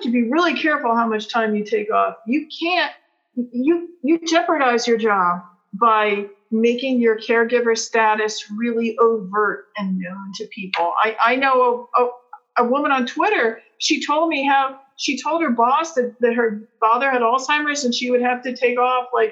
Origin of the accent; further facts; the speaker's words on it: United States; also born or lived in Peru; coming back to America